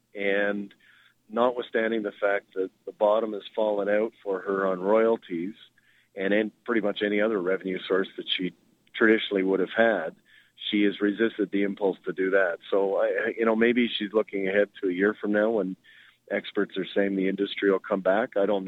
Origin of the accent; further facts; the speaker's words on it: Calgary, Alberta, Canada; moved away; It is weird being back home here, because I'm from Calgary